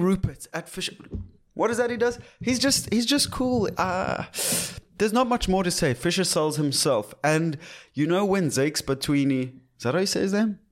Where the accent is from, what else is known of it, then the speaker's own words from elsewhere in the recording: South Africa; being South African